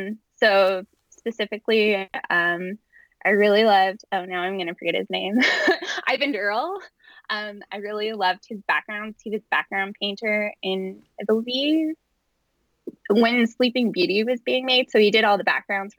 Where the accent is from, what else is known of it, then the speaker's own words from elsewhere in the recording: Calgary, Alberta, Canada; I live in Calgary, Alberta, Canada, and I was born and raised here